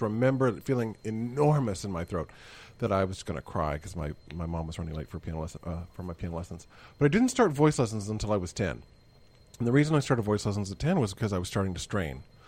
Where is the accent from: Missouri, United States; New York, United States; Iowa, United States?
Missouri, United States; I grew up in Missouri